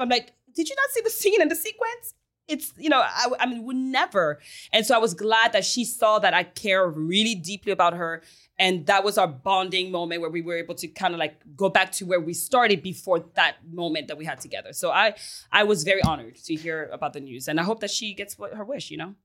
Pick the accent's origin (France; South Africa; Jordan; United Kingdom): France; Paris, Île-de-France; also born or lived in Haiti / United States; now in Miami, United States; I'm from Paris, baby. I was born in Haiti and raised in Paris